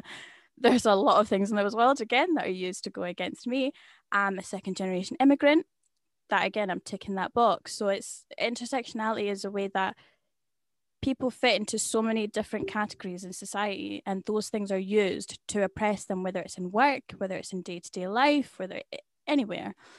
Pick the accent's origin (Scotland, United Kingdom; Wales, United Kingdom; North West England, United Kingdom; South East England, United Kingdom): Scotland, United Kingdom; I'll say, "I'm from Scotland," or I'll say the area exactly where I live